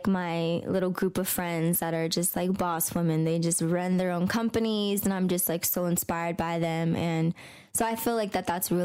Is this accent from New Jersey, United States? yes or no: no; San Diego, California, United States; I'm from San Diego, California. I'm Mexicana. I'm actually fourth generation.